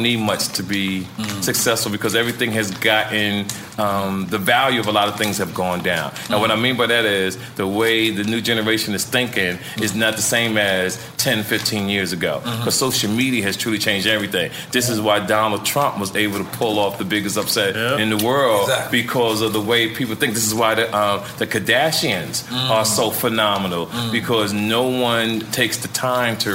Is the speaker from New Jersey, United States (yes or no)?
yes; Jersey City, New Jersey, United States; moved away as an adult; now in Compton, United States; they got the name of street after me in my hometown, Jersey City, New Jersey.